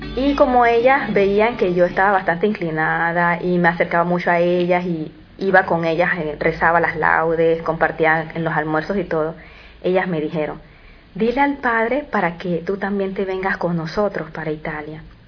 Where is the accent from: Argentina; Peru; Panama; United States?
Panama; soy de Panamá